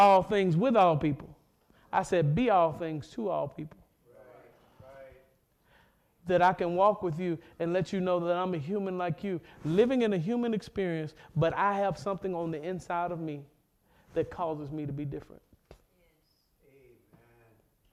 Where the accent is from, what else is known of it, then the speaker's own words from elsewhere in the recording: Mississippi, United States; I'm from Mississippi